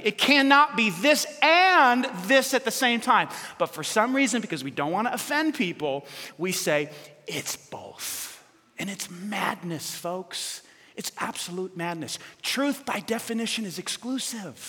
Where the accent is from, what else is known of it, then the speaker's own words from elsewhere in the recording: New York City, New York, United States; I was, in fact, born in New York City